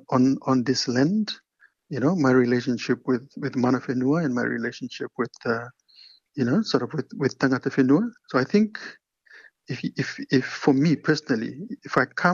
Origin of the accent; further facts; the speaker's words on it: Levuka, Eastern Division, Fiji; moved away as an adult; also born or lived in Suva, Fiji / Queensland, Australia; now in Dunedin, New Zealand; born in Levuka on Ovalau